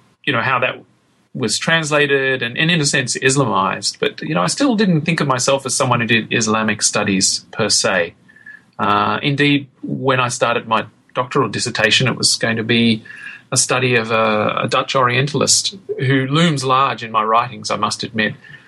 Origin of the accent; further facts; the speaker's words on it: Australia; And growing up in Australia, Indonesia and Indonesian seemed like a logical subject to study